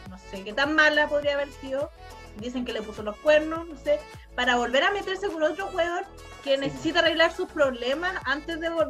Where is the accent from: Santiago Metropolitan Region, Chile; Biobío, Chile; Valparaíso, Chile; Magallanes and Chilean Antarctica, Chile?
Biobío, Chile; Concepción; Conce es bonito también. Yo pasé toda mi infancia en Conce.